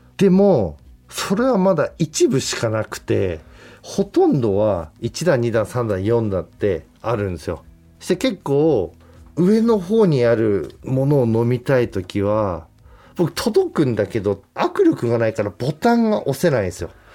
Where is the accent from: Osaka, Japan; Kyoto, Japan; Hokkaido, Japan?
Hokkaido, Japan; accent: Hokkaido dialect; 北海道出身